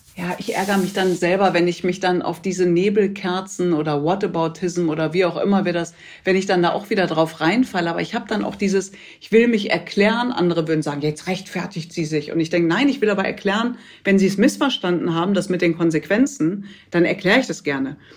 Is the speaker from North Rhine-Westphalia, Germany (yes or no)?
yes; Ruhr area, North Rhine-Westphalia, Germany; geboren im Pott